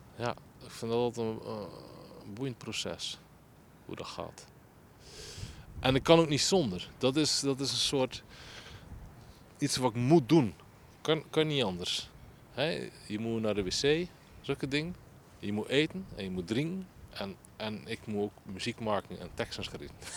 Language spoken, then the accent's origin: Dutch; Groede, Zeeland, Netherlands; ik ben geboren in De groep in 1981 en ik woon er nog